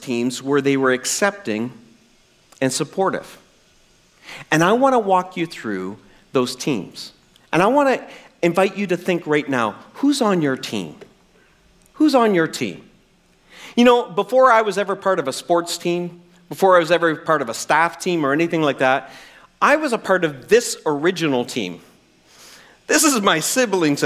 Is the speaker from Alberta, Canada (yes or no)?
no; New Brunswick, Canada; I'm from New Brunswick